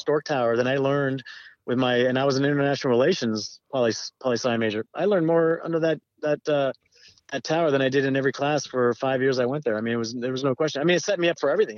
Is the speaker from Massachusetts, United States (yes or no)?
no; Southern California, United States; I grew up in Southern California